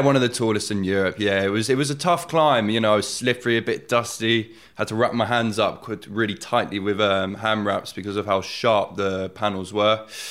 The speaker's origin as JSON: {"language": "English", "town": "Oxford", "region": "South East England", "country": "United Kingdom", "tie": "born or raised there", "said": "born and bred in Oxford"}